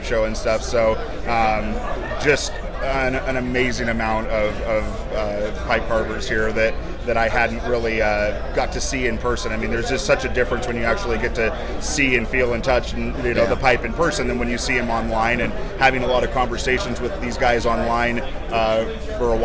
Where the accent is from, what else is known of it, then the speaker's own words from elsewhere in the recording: Portland, Oregon, United States; I am from the Portland, Oregon area, born and raised Oregonian